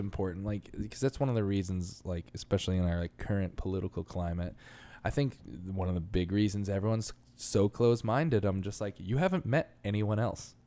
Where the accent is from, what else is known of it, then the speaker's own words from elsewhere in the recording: New York, United States; moved away; as a New Yorker, like, 'cause I'm s, I've been used to living in such small spaces the whole time